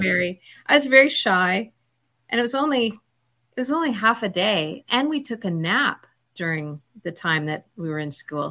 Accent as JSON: {"language": "English", "town": "Toronto", "region": "Ontario", "country": "Canada", "tie": "born or raised there"}